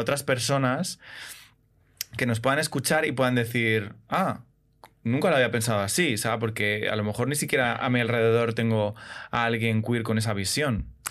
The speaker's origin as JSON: {"language": "Spanish", "town": "Madrid", "region": "Community of Madrid", "country": "Spain", "tie": "born or raised there", "said": "Yo soy de Madrid, nacido en Madrid y criado fundamentalmente en Madrid"}